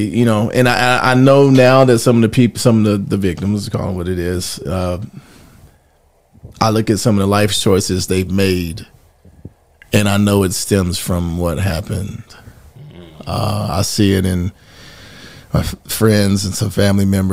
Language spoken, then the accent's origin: English; Gastonia, North Carolina, United States; also born or lived in Mount Holly, North Carolina / Charlotte, North Carolina; I'm originally from Mount Holly, okay, North Carolina, but grew up in Gastonia and then Charlotte later